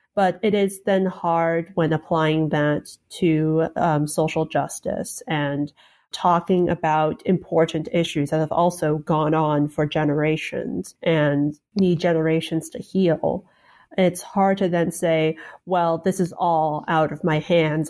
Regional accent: Salt Lake City, Utah, United States; moved away as an adult; also born or lived in Chicago / China / Minnesota; now in Maryland, United States; I was born in Chicago, lived in China for half a year, then lived in Minnesota for another year, and then, uh, made that drive, uh, down to Salt Lake City, where I was until I left for college

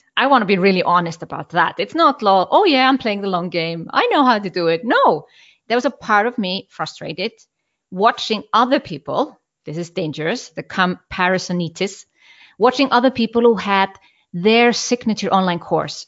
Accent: Iceland; moved away; I'm from Iceland

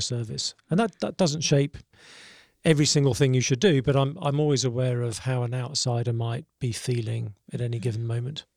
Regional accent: South East England, United Kingdom; moved away as an adult; now in Nashville, United States; grew up in Southeast England.

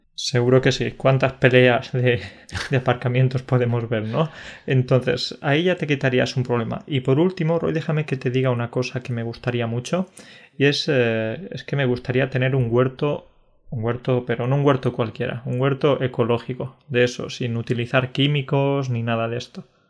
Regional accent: Andalusia, Spain; moved away; cuando vivía en mi pueblo de Andalucía, porque como sabes vivía en un pueblo de 700 habitantes

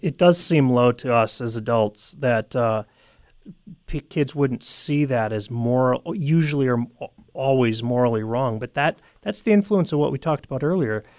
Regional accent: United States; the split personality we have as as an American people

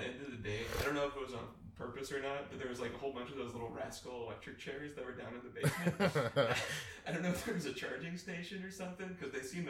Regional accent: Livermore, California, United States; I grew up in Livermore

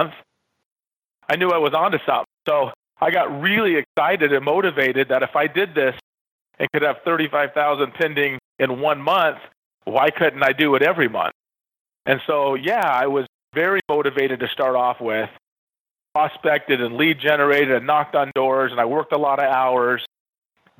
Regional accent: West Coast, United States; moved away as an adult; also born or lived in Nevada; I was from the West Coast

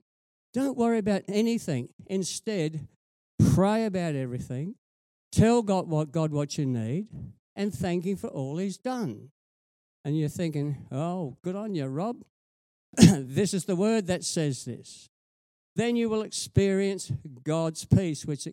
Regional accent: Whyalla, South Australia, Australia; I grew up in Wyala

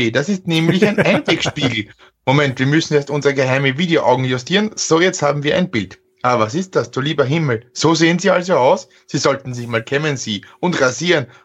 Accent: Burgenland, Austria; ich, ich als, als waschechter Burgenländer, der quasi mit der Weinflasche aufgezogen wurde, darf das vorlesen.

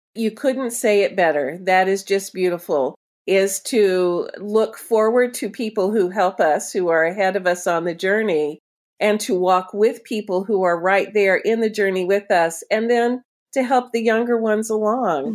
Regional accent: Florida, United States; moved away; I'm a, originally a Florida person myself

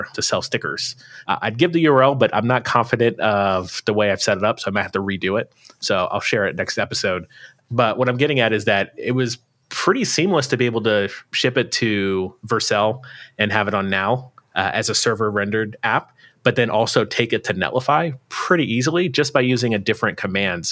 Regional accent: United States; accent: American; my American accent

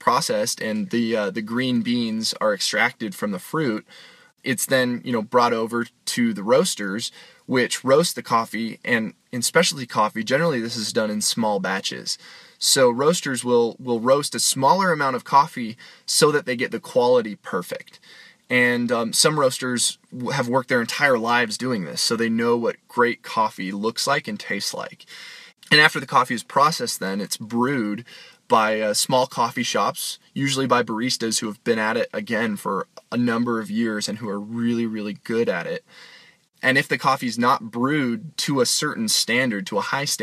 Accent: Boise, Idaho, United States; my hometown of Boise, Idaho

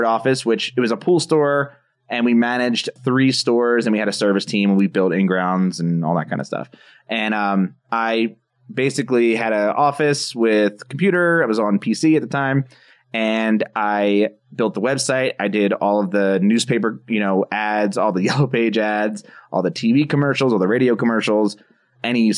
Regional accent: New Jersey, United States; moved away as an adult; now in Colorado, United States; my hometown of New Jersey, which is where I've lived for most of my life until I moved out to Colorado just last year

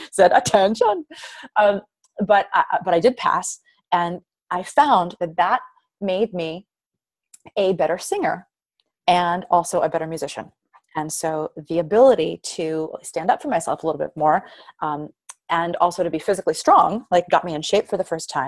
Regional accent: Queens, New York, United States; You know, I'm, I'm from Queens.

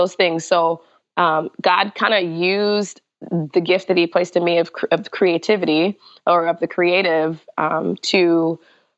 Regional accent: Guntersville, Alabama, United States; now in Seattle, United States; not from Seattle, but live in Seattle. I am a proud Southerner from Alabama, and I always will be

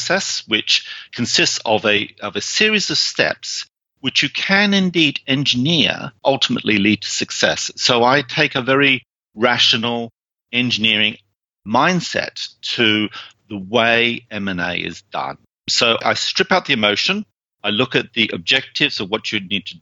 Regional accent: United Kingdom; moved away; you probably sort of gained from my accent that I originally came from the UK. That's where I came from.

